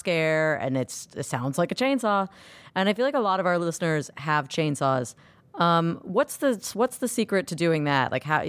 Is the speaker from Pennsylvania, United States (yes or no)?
no; Orlando, Florida, United States; I grew up in Orlando